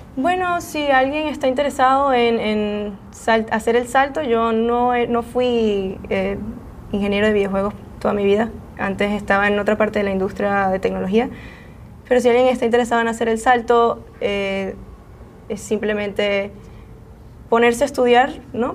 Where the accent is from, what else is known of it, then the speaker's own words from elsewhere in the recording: Venezuela; now in San Francisco Bay Area, United States; yo soy venezolana